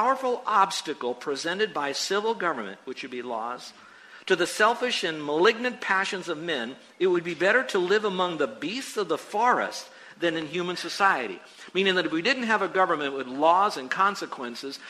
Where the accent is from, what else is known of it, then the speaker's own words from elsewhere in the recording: United States; I'm an American